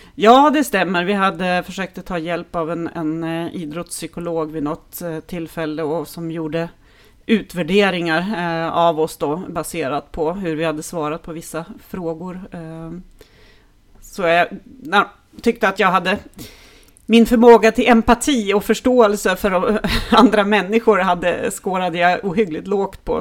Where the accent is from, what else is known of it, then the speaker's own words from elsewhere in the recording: Härnösand, Norrland, Sweden; jag är ju uppvuxen i Norrland